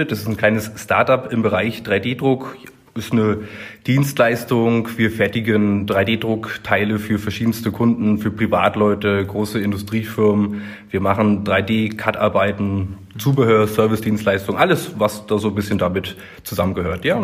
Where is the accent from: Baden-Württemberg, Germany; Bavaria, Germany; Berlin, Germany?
Berlin, Germany; born there; 35 Jahre alt, ledig, kinderlos, nicht geschieden äh, also noch zu haben, 1984 geboren in Berlin-Köpenick.